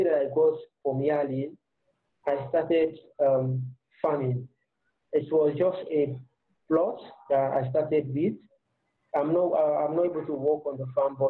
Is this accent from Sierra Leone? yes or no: yes; Sierra Leone; I decided to come back and do something in my own local community